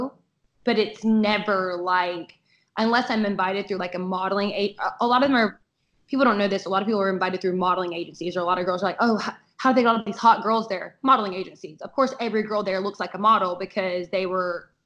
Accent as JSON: {"language": "English", "region": "the South", "country": "United States", "said": "I'm from the South"}